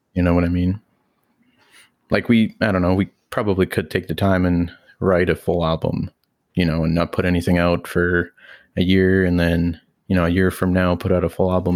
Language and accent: English; Mexico; now in Canada; me growing up in Mexico